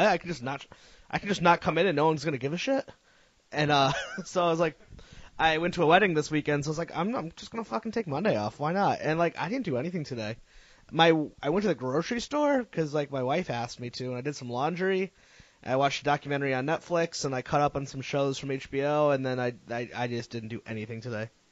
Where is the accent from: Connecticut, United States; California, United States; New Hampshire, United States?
Connecticut, United States; I'm from Connecticut, so I was like really into the central like the Connecticut scene